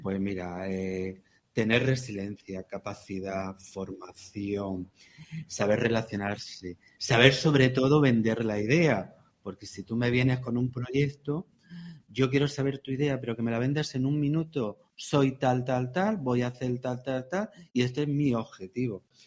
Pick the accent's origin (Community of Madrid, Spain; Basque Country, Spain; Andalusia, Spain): Andalusia, Spain; La Puerta de Segura; yo soy de la Puerta de Segura